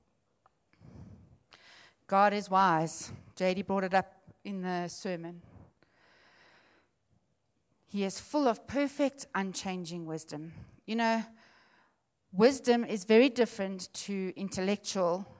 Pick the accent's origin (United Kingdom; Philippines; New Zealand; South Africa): South Africa; Witbank, Mpumalanga; moved away; also born or lived in Benoni; We're actually from Witbank, and we moved up to Benoni.